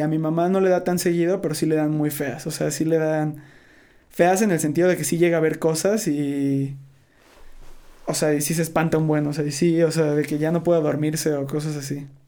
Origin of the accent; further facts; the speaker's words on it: Veracruz, Mexico; moved away; soy de Veracruz